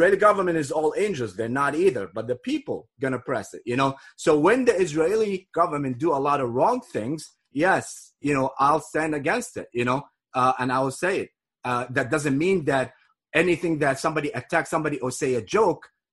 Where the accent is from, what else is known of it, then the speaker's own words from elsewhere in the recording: Kuwait; I was born in Kuwait